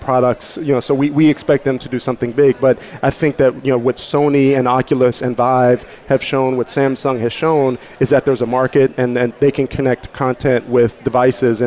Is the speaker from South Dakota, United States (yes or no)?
no; Pittsburgh, Pennsylvania, United States; I'm from Pittsburgh